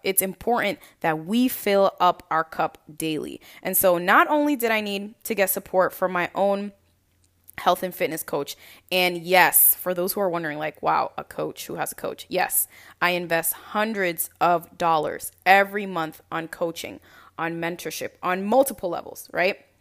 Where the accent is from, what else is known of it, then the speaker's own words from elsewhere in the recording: Lynn, Massachusetts, United States; moved away as an adult; now in New York, United States; I am originally from Lynn, Massachusetts, and actually moved to New York